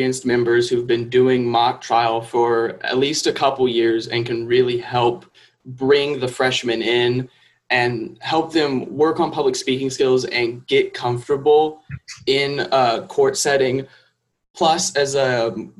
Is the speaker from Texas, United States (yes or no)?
yes; Houston, Texas, United States; moved away as an adult; now in Waco, United States; I'm originally from Houston, Texas